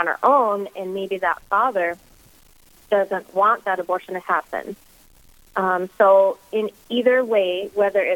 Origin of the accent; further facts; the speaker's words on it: Minot, North Dakota, United States; I am originally from Minot, born and raised